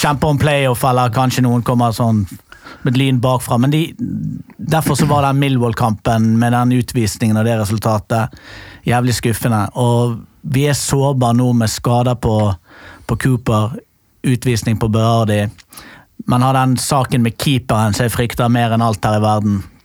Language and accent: Norwegian; Bergen, Vestland, Norway; now in Oslo, Norway; skal jo selvfølgelig da flytte tilbake til Fyllingsdal.